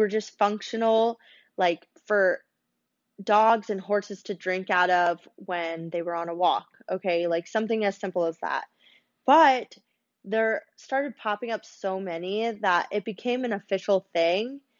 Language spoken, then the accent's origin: English; Florida, United States; also born or lived in New York / Minnesota; I think I'm just like naturally a tourist at heart growing up in Florida um, and then New York, and then Duluth.